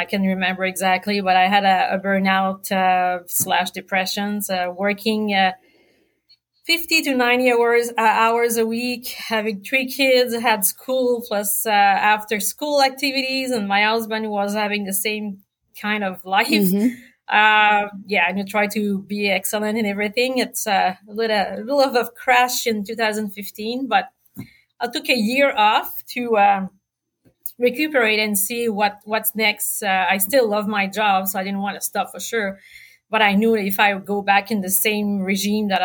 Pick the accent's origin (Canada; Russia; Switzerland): Canada; Quebec; moved away as an adult; also born or lived in Sherbrooke; now in New Brunswick, Canada; I'm from Quebec. Like you said, I got my med school in Sherbrooke as well as my OBGYN specialty. Moved in New Brunswick in 2003